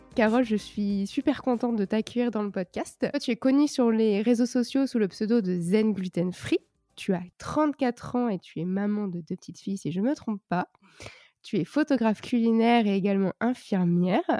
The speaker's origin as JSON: {"language": "French", "region": "Brittany", "country": "France", "said": "je suis bretonne"}